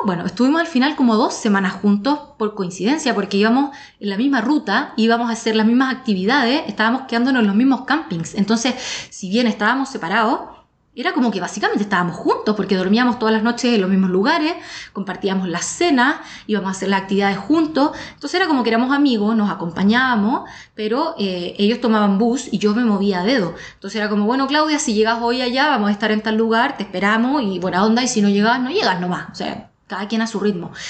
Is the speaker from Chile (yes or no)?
yes; Chile; moved away as an adult; also born or lived in Australia; soy sudamericana y, siempre tengo miedo que me hagan algo porque nací en un lugar eh, mm, de delincuencia